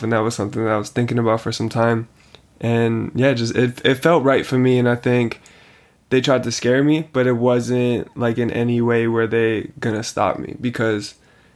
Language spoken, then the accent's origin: English; Canada; the moment you raised me in Canada, I'm a Canadian